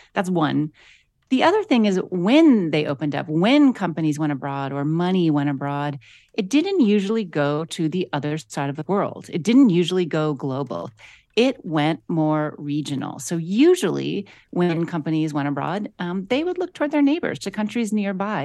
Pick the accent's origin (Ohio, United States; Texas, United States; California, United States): Ohio, United States; Akron; I grew up in Akron, Ohio